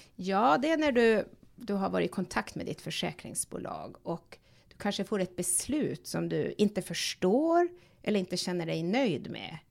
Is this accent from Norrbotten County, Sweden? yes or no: yes; Tärendö, Norrbotten County, Sweden; moved away; jag kommer från Tornedalen, från en liten by som heter Tärendö